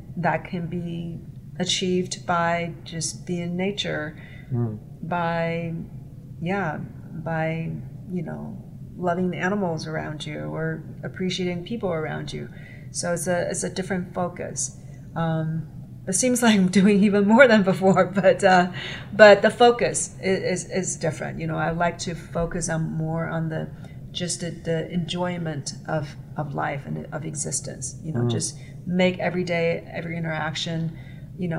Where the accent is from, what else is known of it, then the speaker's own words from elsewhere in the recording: China; moved away as an adult; growing up in Chinese culture, I think, is highly competitive